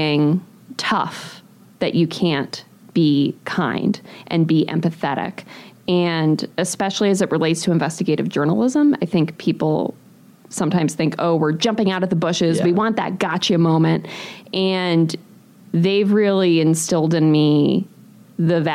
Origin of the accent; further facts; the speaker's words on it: New England, United States; moved away as an adult; also born or lived in Pennsylvania / Ohio; now in Milwaukee, United States; I grew up originally in New England